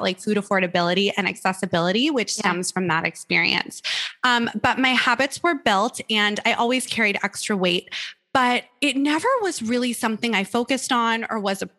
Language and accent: English; Malibu, California, United States; I grew up in Malibu, California, which is a beautiful little beach town